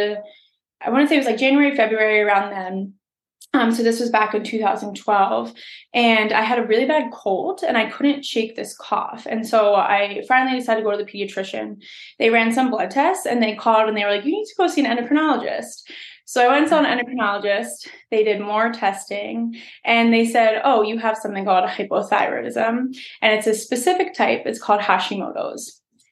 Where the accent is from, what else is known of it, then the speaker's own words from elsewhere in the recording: outside of Philadelphia, Pennsylvania, United States; moved away as an adult; now in upstate New York, United States; I grew up outside of Philadelphia. So that's where I'm from.